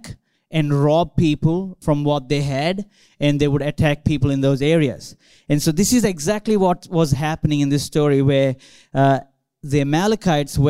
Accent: India; now in Australia; I grew up in India, growing up in churches, growing up in a church campus

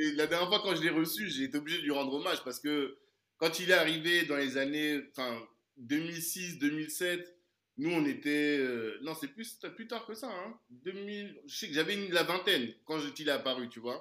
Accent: Central African Republic; je suis originaire de la Centrafrique

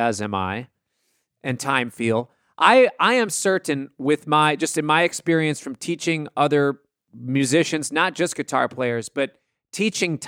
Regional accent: Minneapolis, Minnesota, United States; I grew up in Minneapolis

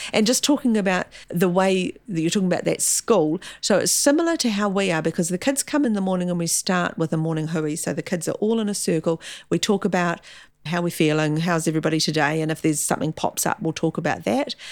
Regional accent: Gisborne, New Zealand; also born or lived in Gore; now in Auckland, New Zealand; Gisborne. Born and bred in Gisborne

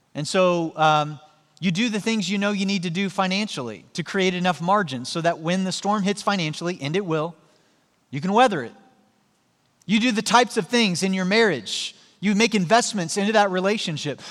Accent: Joplin, Missouri, United States; moved away; my hometown in Joplin, Missouri

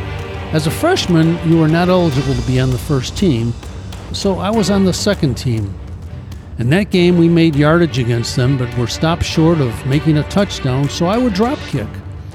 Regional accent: Springfield, Illinois, United States; ever since I can remember, I was involved in athletics, one kind or another, in my hometown of Springfield, Illinois.

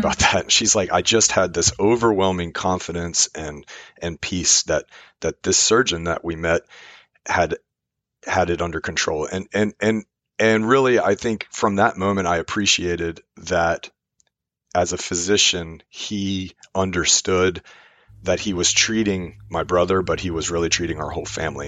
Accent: Richmond, Virginia, United States; I'm from Richmond, Virginia.

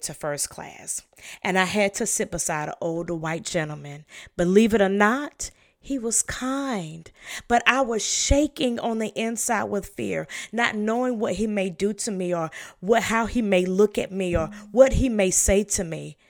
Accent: the South, United States; I was raised in the South

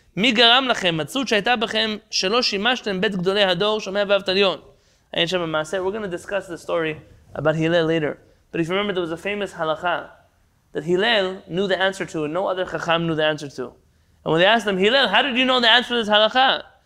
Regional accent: United States; now in Israel; I'm an American born Jew

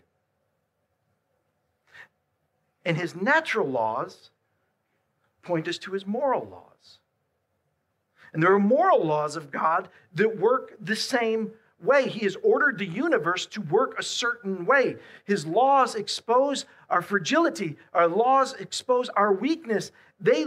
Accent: Buffalo, New York, United States; I'm from Buffalo

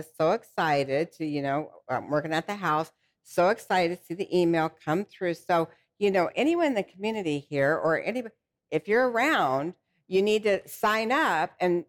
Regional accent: the Rockies, Rocky Mountains, United States; now in Ozark Mountains, United States; I'm from the Rockies

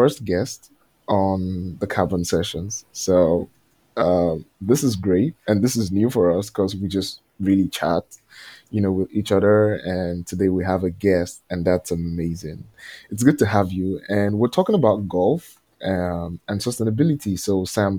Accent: Nigeria; I'm from Nigeria

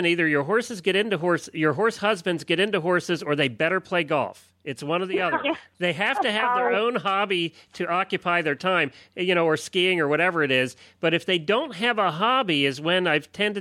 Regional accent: United States; I grew up in Amish country

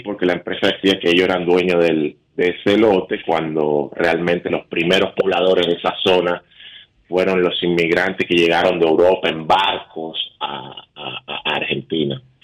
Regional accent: Santo Domingo, Distrito Nacional, Dominican Republic; moved away; yo soy de la capital, yo soy de Santo Domingo. Pero mi familia es de San Juan y de, y de Nagua

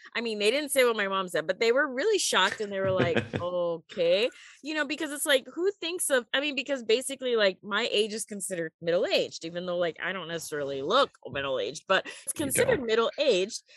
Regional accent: United States; moved away; also born or lived in Beijing, China; I'm an American

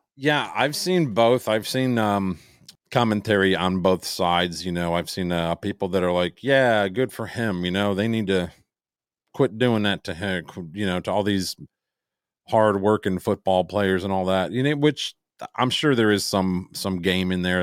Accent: Chicago, Illinois, United States; I'm from the Chicago area

